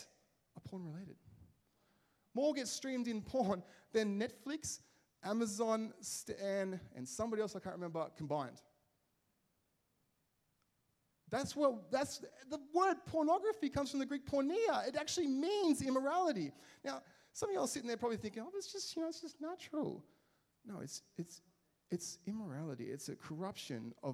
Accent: Liverpool, North West England, United Kingdom; when I grew up in Liverpool, there was a bit of a heroin problem.

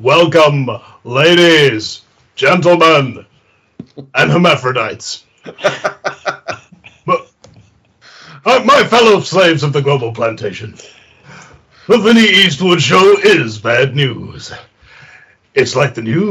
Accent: New Zealand; I'm from New Zealand, you know, and I've got that incredibly sexy accent

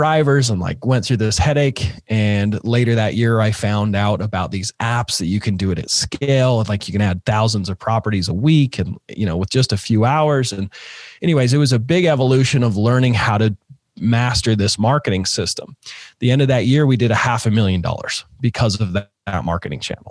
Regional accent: Utah, United States; I grew up in Utah. I'm still here in Utah

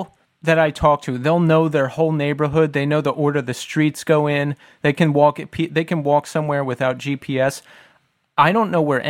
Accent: Philadelphia, Pennsylvania, United States; No, we have Philadelphia ties. That is where we are from. I was born in the Northeast, raised in the suburbs, and then I lived in the city for 10 years.

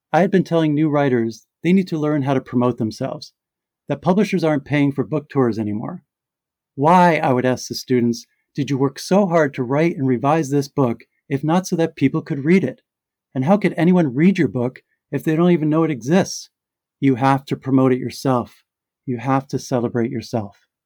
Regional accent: New York, United States; And then there was the New York event at my hometown library, the very library I used to walk to by myself during the quiet years after my sister died, my childhood sanctuary.

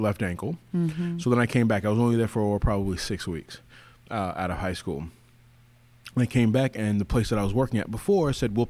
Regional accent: Arizona, United States; also born or lived in Los Angeles, California; I was born in LA. I was raised in Arizona. I call myself kind of an Arizona boy. So, a lot of my formative years were in Arizona.

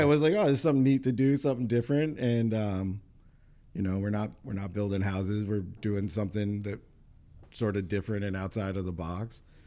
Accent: New York, United States; moved away as an adult; now in Rhode Island, United States; I grew up in New York and transplanted from New York

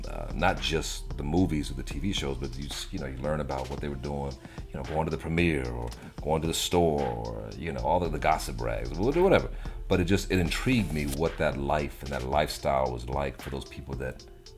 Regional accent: Virginia, United States; also born or lived in Germany; East Coast mainly, I'd say Virginia. I spent most of my life growing up in Virginia. But my dad was Army.

